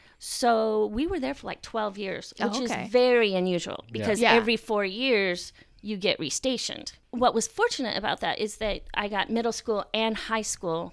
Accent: Indiana, United States; born there; also born or lived in Frankfurt, Delaware, United States; I was born in Grissom Air Force Base.

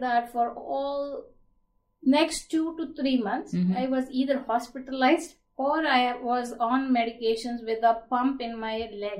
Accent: India; born or raised there; moved away as an adult; now in United States

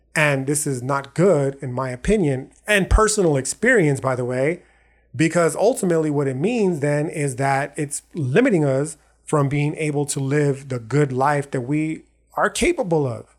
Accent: El Paso, Texas, United States; born or raised there

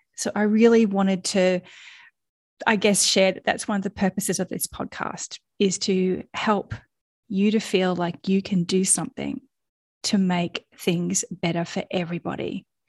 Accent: Australia; accent: Australian; you've probably already worked out from my accent that I am Australian

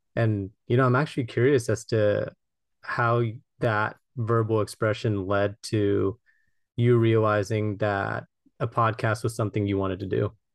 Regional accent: Los Angeles, California, United States; I'm from Los Angeles, California

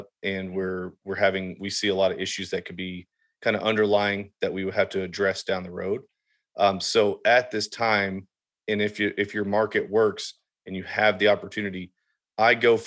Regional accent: Southern Indiana, United States; I grew up in Southern Indiana

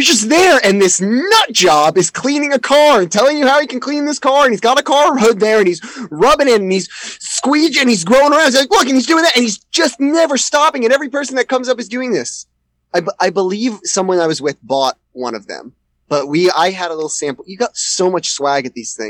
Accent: around New York City, United States; I grew up around New York City

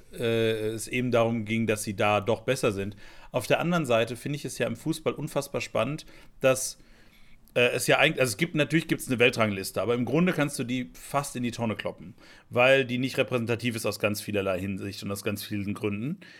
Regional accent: Lennestadt, North Rhine-Westphalia, Germany; der Heimatverein hier von meinem, von meinem Heimatdorf, der FC Lennestadt

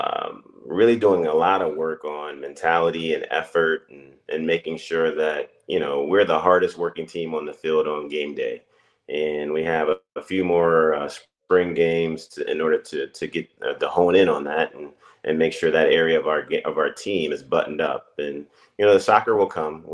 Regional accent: Akron, Ohio, United States; moved away as an adult; also born or lived in Florida; born and raised in Akron, Ohio.

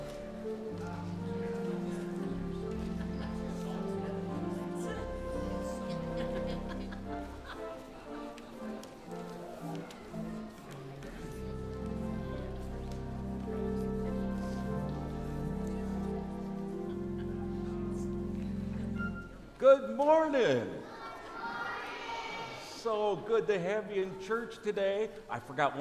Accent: Cleveland, Ohio, United States; moved away; also born or lived in Illinois; I'm from Cleveland

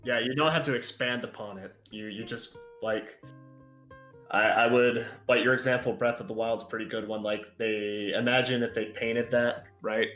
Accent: Texas, United States; I'm from Texas

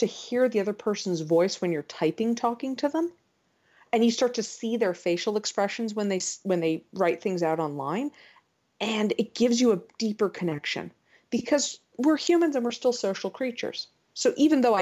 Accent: United States; I'm an American

